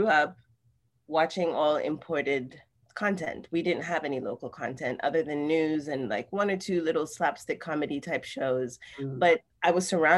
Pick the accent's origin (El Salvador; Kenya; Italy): Kenya; also born or lived in California, United States / Tanzania; now in New York, United States; I grew up in Kenya, which has British influence